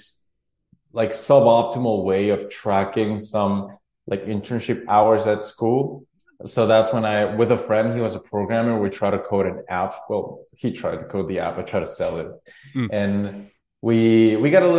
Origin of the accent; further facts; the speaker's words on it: Guatemala; born and raised in Guatemala